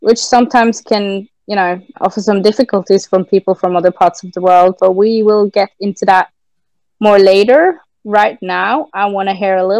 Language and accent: English; Norway; accent: Norwegian; first language Norwegian; English is a second language; also born or lived in England; I come from Norway, married